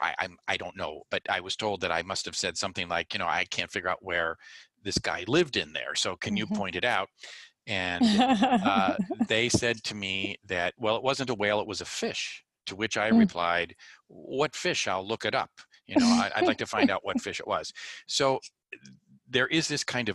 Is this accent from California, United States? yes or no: yes; Glendora, California, United States; I grew up in Southern California in a small town called Glendora